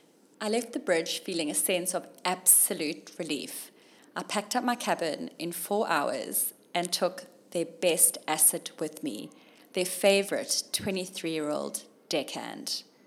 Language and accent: English; Zimbabwe; born there; when I told him I was born in Zim.